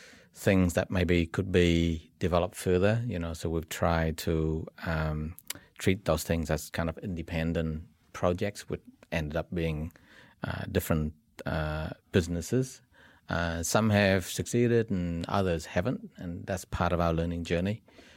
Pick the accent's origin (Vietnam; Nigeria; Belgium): Vietnam; So we were a mixed kind of bunch as well. I'm originally from Vietnam, Robert's from South Korea, Stefan's from Germany, and Peter and Andrew were New Zealand-born Kiwis.